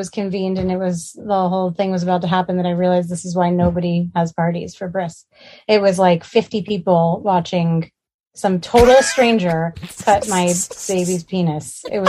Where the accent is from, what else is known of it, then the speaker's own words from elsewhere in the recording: New York City, New York, United States; moved away as an adult; now in Pasadena, United States; Growing up in Manhattan